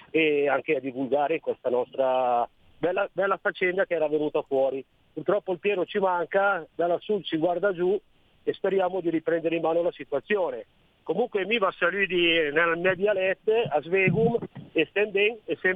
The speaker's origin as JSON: {"language": "Italian", "region": "Piedmont", "country": "Italy", "accent": "Western Lombard", "said": "io sono piemontese ma parlo lombardo occidentale. Infatti facevo parte di un gruppo del dialetto ronese qua ad Arona"}